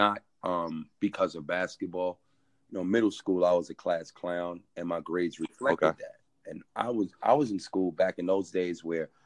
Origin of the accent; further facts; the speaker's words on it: New York City, New York, United States; I'm from 173rd and Monroe Avenue, which is off the Grand Concourse